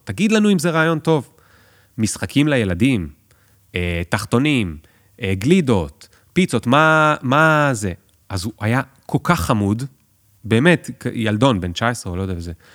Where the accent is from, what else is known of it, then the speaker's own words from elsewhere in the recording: Tel Aviv, Tel Aviv District, Israel; אני תל אביבי